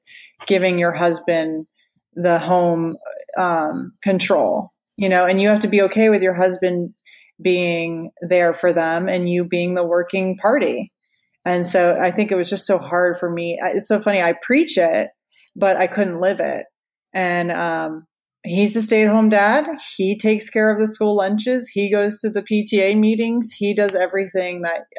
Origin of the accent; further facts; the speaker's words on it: Orlando, Florida, United States; I was born in Orlando